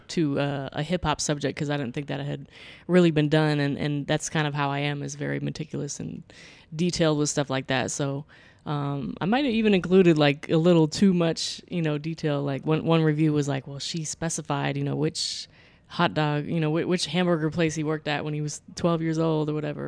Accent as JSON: {"language": "English", "region": "Florida", "country": "United States", "tie": "born or raised there", "said": "I grew up in Florida"}